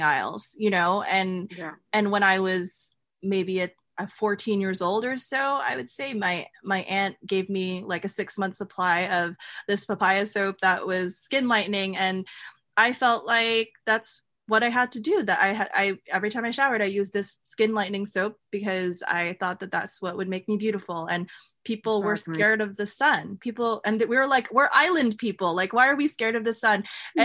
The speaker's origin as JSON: {"language": "English", "country": "United States", "said": "I'm Filipino American"}